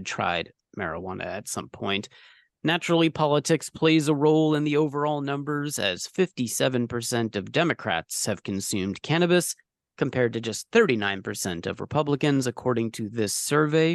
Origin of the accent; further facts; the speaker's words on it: California, United States; now in New York, United States; I'm from California